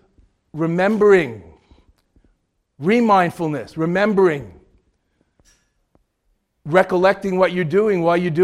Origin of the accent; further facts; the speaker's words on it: New York, United States; also born or lived in Boston; I'm from New York